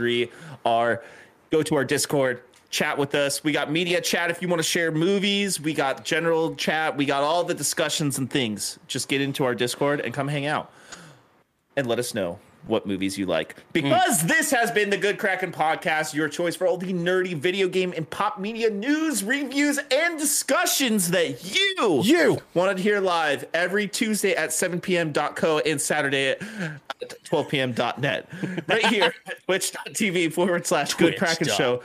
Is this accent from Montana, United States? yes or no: no; Boston, Massachusetts, United States; My wife divorced me because I yell all the time because I'm a pup from Boston.